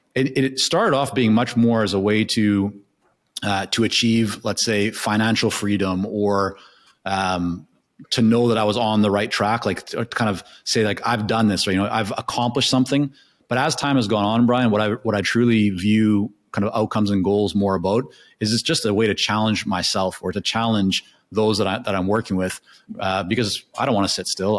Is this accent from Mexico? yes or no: no; Canada; first language Hebrew; English is a second language; also born or lived in Israel / Japan; I was born in, in Canada at the age of two. My parents took my sister and I to Israel, uh, and I was there until about six and a half, and then we came back to Canada. So, uh, my first language is Hebrew